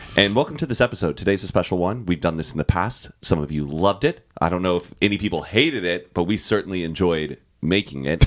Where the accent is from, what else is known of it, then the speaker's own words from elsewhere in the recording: Austin, Texas, United States; I'm from Austin